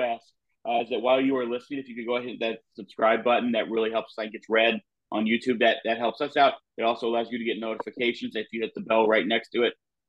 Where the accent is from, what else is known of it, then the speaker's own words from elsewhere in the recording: Alton, Illinois, United States; Growing up in Alton, Illinois, we obviously had Robert Wadlow.